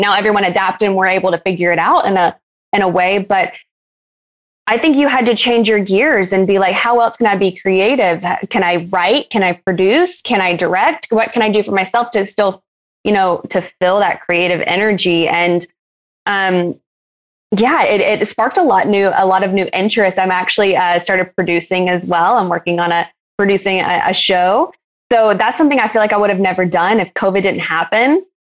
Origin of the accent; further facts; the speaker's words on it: Alabama, United States; I am originally from Alabama